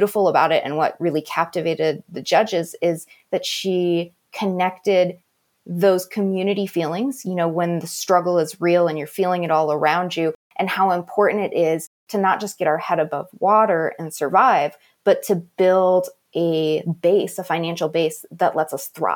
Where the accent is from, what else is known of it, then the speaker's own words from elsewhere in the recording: Navajo and Hopi reservation, Arizona, United States; I grew up on the Navajo and Hopi reservation